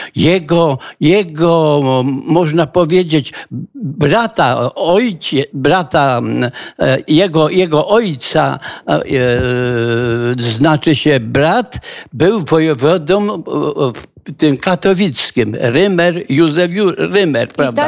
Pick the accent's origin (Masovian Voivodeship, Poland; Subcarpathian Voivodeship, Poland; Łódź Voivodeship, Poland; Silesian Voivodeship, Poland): Silesian Voivodeship, Poland; Żabnica; now in Kraków, Poland; urodziłem się w Żabnicy